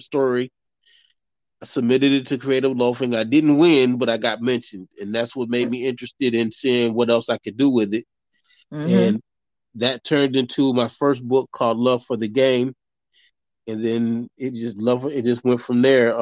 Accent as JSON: {"language": "English", "town": "Grand Rapids", "region": "Michigan", "country": "United States", "moved": "as an adult", "lives_now": "Atlanta, United States", "said": "originally I'm from Grand Rapids, Michigan. I came to Atlanta doing music"}